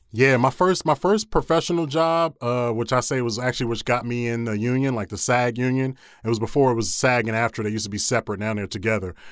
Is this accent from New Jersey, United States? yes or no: no; Philadelphia, Pennsylvania, United States; moved away as an adult; also born or lived in Williamsburg, Virginia; I'm born and raised in Philadelphia